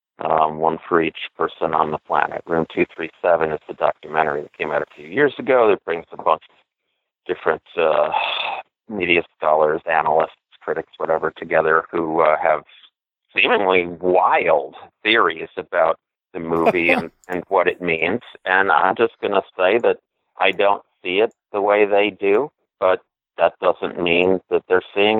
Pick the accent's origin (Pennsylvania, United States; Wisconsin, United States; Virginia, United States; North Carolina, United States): Wisconsin, United States; Milwaukee; Growing up in Milwaukee, I was, 18